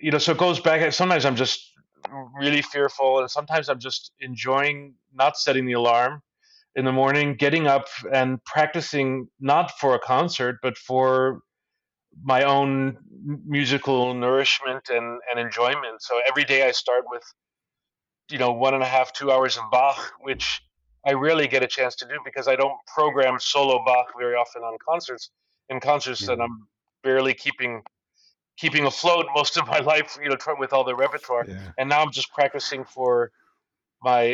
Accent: Indiana, United States; born or raised there

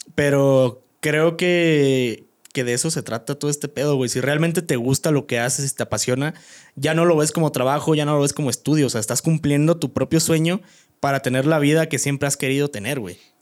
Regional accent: Guanajuato, Mexico; moved away; soy orgulloso de ser de, como fue Guanajuato, Pueblo Mágico

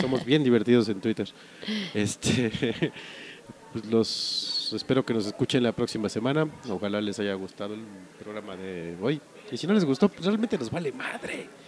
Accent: Mexico; como buen mexicano

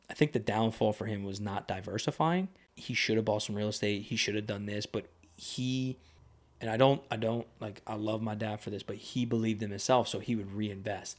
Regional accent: Lebanon, Pennsylvania, United States; growing up in Lebanon when I was younger

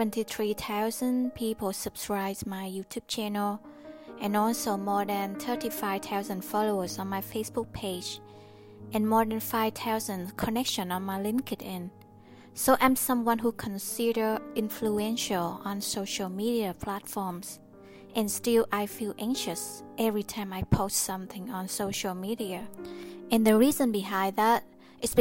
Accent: Vietnam; I was born in Vietnam, and I don't have the freedom of speech since I was young

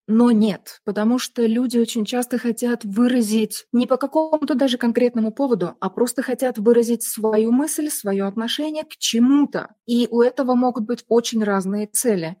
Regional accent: Tallinn, Harju County, Estonia; first language Russian; Я из Сталина, мне 48 лет

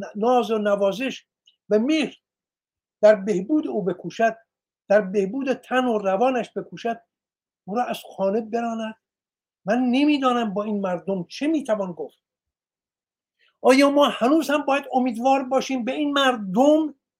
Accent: Iran; من ایرانیم

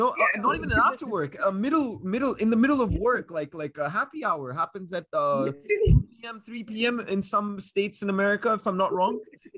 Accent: Kuwait; Like when I was here growing up in Kuwait, being exposed to so many sources of media and entertainment, mainly Western media, obviously.

